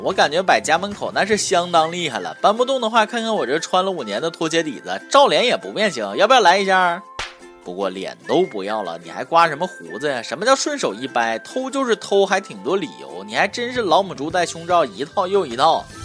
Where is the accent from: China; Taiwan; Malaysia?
China; 我们中国人